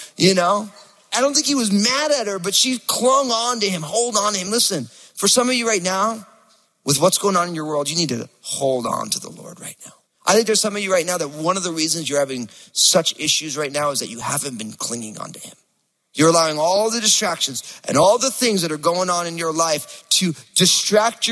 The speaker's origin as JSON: {"language": "English", "region": "New Jersey", "country": "United States", "said": "I'm from New Jersey"}